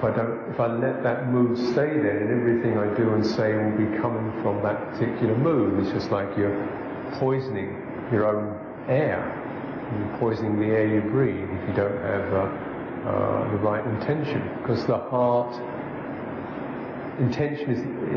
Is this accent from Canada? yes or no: no; England, United Kingdom; I'm English.